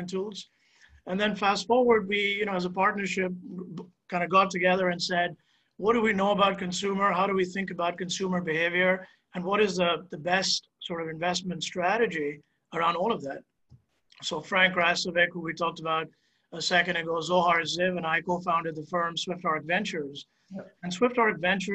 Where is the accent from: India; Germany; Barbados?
India; moved away; I'm originally from India, and that's where I spent my formative years